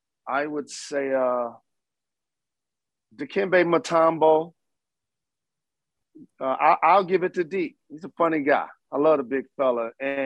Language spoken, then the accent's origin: English; Detroit, Michigan, United States; Just being from the city of Detroit and like being immersed in that Motown sound as a child